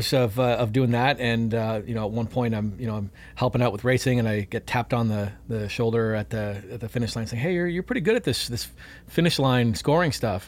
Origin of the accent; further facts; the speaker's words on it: Canada; I'm from Canada